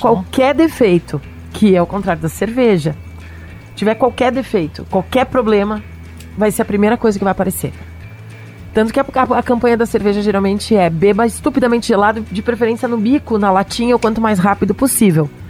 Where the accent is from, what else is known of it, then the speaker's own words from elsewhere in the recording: Serra Gaúcha, Rio Grande do Sul, Brazil; especificamente a Serra Gaúcha, minha terra